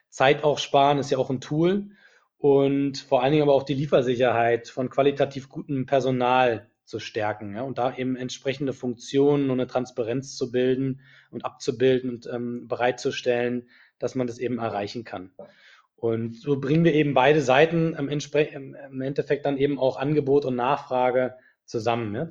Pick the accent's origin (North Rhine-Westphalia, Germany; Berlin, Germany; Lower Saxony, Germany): Berlin, Germany; now in Munich, Germany; Ich komme ursprünglich aus Berlin, und äh, habe dort Wirtschaftsingenieur studiert an der TU Berlin und bin äh, nach meinem Studium direkt nach München gegangen